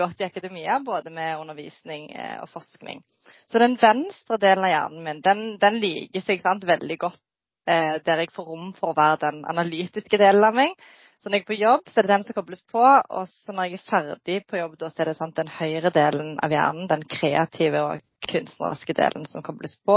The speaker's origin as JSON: {"language": "Norwegian", "country": "Norway", "tie": "born or raised there", "said": "Jeg er født og oppvokst i Norge med foreldre fra Bosnia-Hercegovina"}